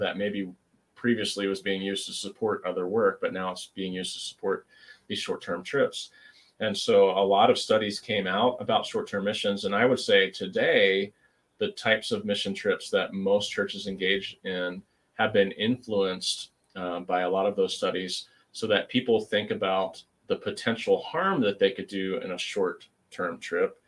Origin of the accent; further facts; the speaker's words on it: United States; as an American Christian